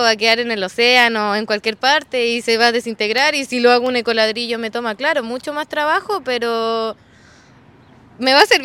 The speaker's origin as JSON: {"language": "Spanish", "town": "Nacimiento", "region": "Biobío", "country": "Chile", "tie": "born or raised there", "also_born_or_lived": "Los Ángeles, Chile / Temuco, Chile", "said": "Pero nacimos en Los Ángeles donde era un embarazo complicado, veníamos dos y todo. Ya. Pero nos, eh, nos criamos aquí en nacimiento."}